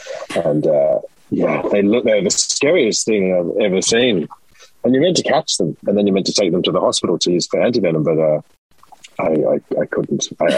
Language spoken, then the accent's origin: English; Brisbane, Queensland, Australia; moved away as an adult; also born or lived in Sydney, Australia; now in Ireland; I grew up in Brisbane and then did acting school in Brisbane and then moved to Sydney in 1999, 2000.